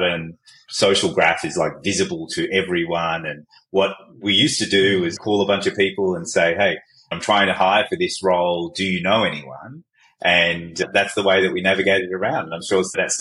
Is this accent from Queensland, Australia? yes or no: no; Fairfield, Bonnyrigg and Liverpool, New South Wales, Australia; also born or lived in Baghdad, Iraq; I was born in Baghdad in Iraq, and we escaped the Iraq-Iran war in the 70s and were fortunate enough to be able to come to Australia as refugees back in 1976. So I grew up in the south of Fairfield and Bonnyrigg and Liverpool